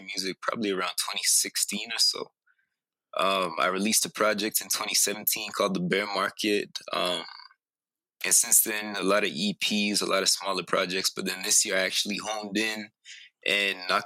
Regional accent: Calgary, Alberta, Canada; also born or lived in British Columbia; I was born in Calgary, okay. Alberta

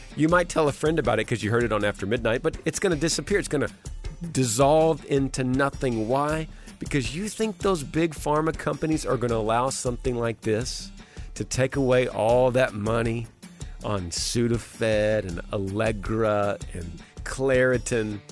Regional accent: Texas, United States; in Texas, in my home state

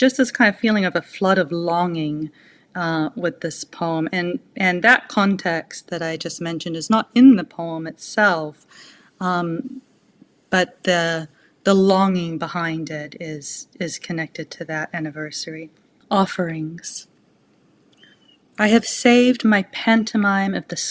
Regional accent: Auckland, New Zealand; I grew up in Auckland, which is a very rainy place.

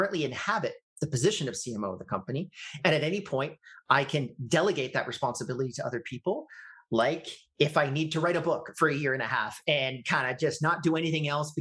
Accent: Canada; I'm Canadian

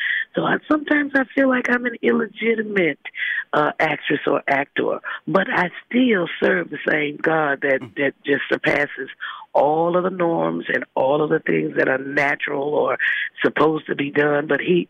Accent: Holly Springs, Mississippi, United States; I'm a suburb mm-hmm. of Memphis, Tennessee, the booming metropolis of Holly Springs, Mississippi. And so I'm on my way home to be with my people

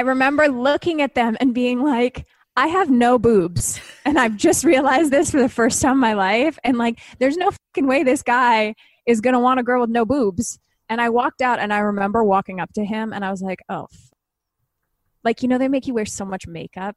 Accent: Canada; I'm Canadian

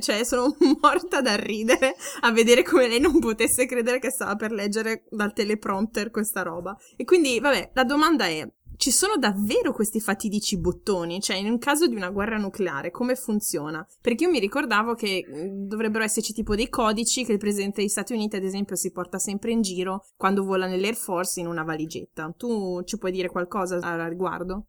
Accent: Ferrara, Emilia-Romagna, Italy; moved away as an adult; also born or lived in Forlì; now in Bavaria, Germany; sono nata a Ferrara e dopo aver studiato a Forlì Scienze Politiche mi sono trasferita ormai sei anni fa in Baviera

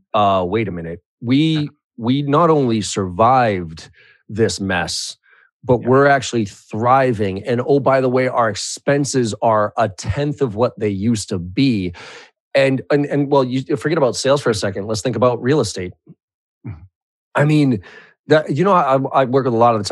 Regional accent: Boston, Massachusetts, United States; I'm from Boston

